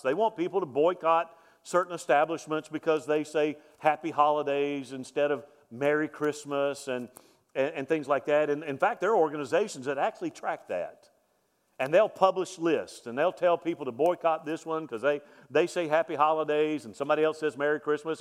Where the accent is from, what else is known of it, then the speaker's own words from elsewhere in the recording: Mobile, Alabama, United States; moved away; I grew up in Mobile